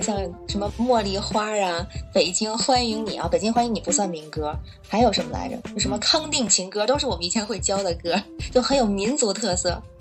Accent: Tianjin, China; now in Beijing, China; 我是天津人，住在北京。呃，我是做国际中文教育，就是面向海外的学生做中文教学，还有文化推广，还有培训一些中文老师这样

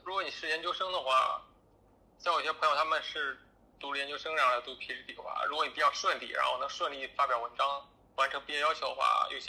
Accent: northern China, China; moved away as an adult; now in Washington, D.C., United States; 其实因为我是北方人，所以这边的气候啊，跟跟北方差不跟国内北方差不多

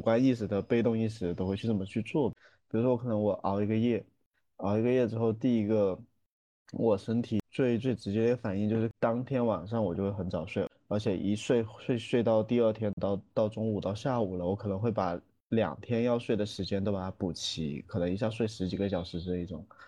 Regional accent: Guangdong, China; 我们广东人

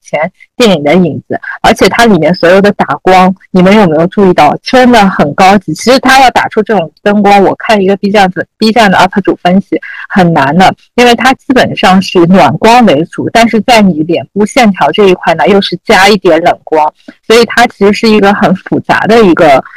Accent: Shanghai, China; 我就出生在那种就是路堂里弄，这个三步路口的这种环境嘛

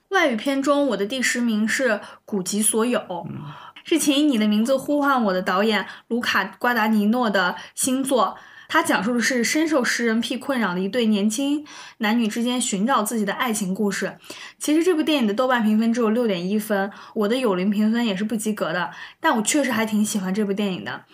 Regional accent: Gansu, China; 我也是甘肃人

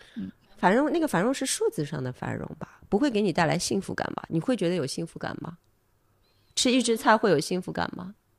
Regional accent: Shanghai, China; 我是上海人，我经历那些东西

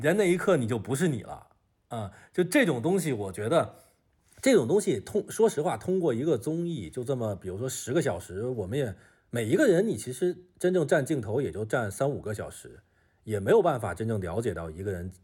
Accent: Beijing, China; moved away as an adult; now in Shenzhen, China; 我是北京人

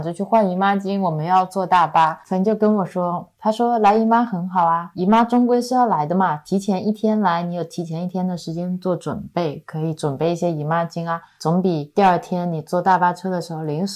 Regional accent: Cangnan, Zhejiang, China; now in Zhoushan, China; 我的老家苍南就是苍山以南，在中国很南边的一个小镇上。一个我感觉还挺大的小镇

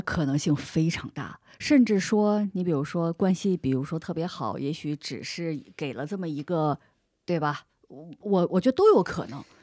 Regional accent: Northeast China, China; moved away; also born or lived in Spain; 作为一个东北人

